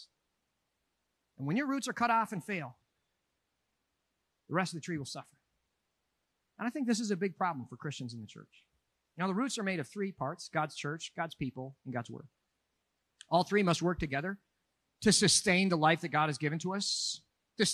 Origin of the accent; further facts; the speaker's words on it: Minneapolis, Minnesota, United States; moved away as an adult; Minneapolis, my hometown